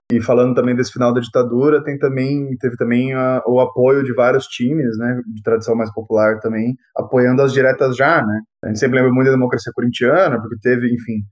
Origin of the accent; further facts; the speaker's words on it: Campinas, São Paulo, Brazil; eu sou de Campinas